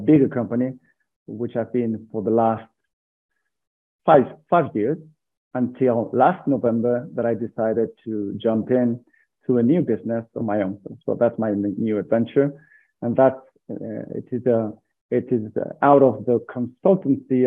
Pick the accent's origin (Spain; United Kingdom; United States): Spain; San Sebastian, Basque Country; now in Burgos, Spain; I'm from Spain. I was born in a small city of Spain called San Sebastian.